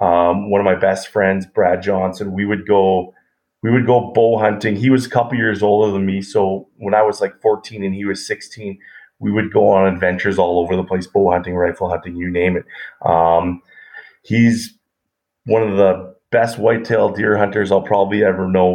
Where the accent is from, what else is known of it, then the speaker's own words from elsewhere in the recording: Edmonton, Alberta, Canada; I grew up in Edmonton, Alberta